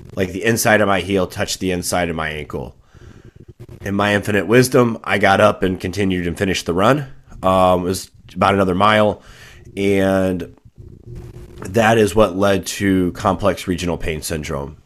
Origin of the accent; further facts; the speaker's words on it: just south of Saint Louis, Missouri, United States; I grew up just south of Saint Louis, uh, Missouri, um, about a twenty-five minute drive away from the city.